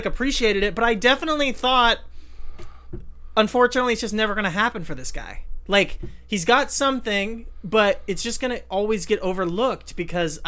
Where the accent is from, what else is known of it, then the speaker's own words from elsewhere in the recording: Southern California, United States; I am from Southern California